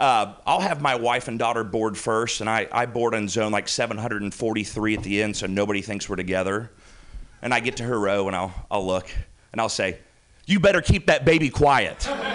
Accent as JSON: {"language": "English", "region": "the South", "country": "United States", "said": "I'm from the South, so, like, that's an actual"}